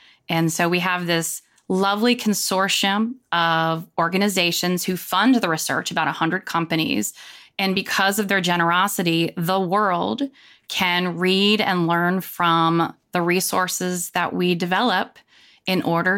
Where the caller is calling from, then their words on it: Charlotte, North Carolina, United States; Charlotte, North Carolina, and it is hot, hot.